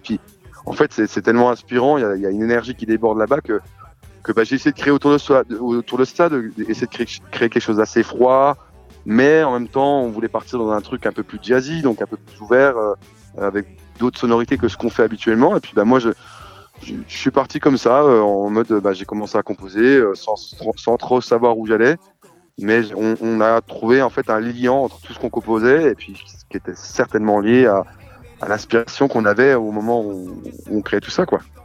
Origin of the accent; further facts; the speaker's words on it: Besançon, Bourgogne-Franche-Comté, France; à Besançon, chez moi, Besançon en Franche-Comté